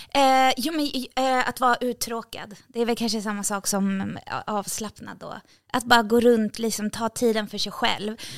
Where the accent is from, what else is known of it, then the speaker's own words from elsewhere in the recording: Sundbyberg, Stockholm County, Sweden; jag är från orten. Alltså, jätteöstermalmsdialekt också. Jag är från orten.